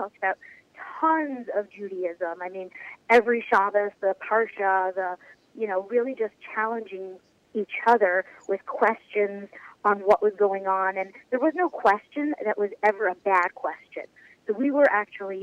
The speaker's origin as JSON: {"language": "English", "town": "New York City", "region": "New York", "country": "United States", "tie": "born or raised there", "said": "I was born and bred in Kew Garden Ho, which is part of Queens, New York"}